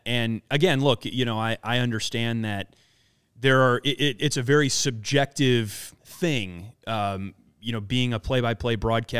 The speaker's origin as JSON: {"language": "English", "region": "Midwest", "country": "United States", "tie": "born or raised there", "said": "and look, I grew up in the Midwest, so I think I understand"}